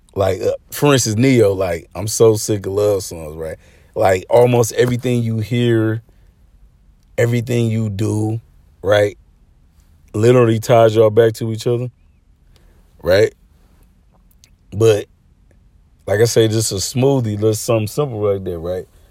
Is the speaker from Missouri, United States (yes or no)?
no; Arkansas, United States; moved away; I'm originally from Arkansas